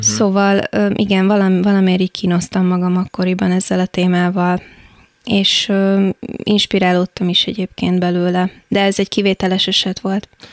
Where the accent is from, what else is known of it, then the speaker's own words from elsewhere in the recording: Táplánszentkereszt, Vas, Hungary; now in Budapest, Hungary; Én Szombathely mellett nőttem fel Tápláncszent kereszten